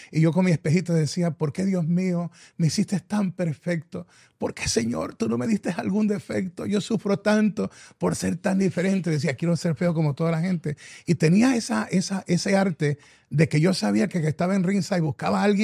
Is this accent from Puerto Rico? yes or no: yes; Puerto Rico; especialmente para mi isla de Puerto Rico